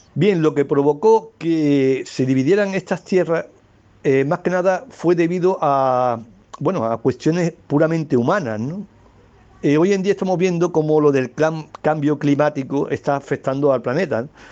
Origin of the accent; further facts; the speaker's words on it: Algeciras, Andalusia, Spain; accent: Andalusian; soy de, de Algeciras, una ciudad que está en una comarca que se llama el Campo de Gibraltar, que está dentro de la provincia de Cádiz, en la región de Andalucía y en España, claro